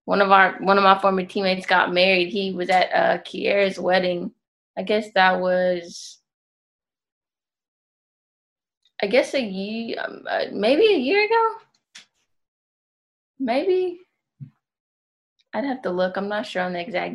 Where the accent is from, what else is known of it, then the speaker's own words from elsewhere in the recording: Memphis, Tennessee, United States; moved away as an adult; also born or lived in Chattanooga, Tennessee; I'm from Memphis.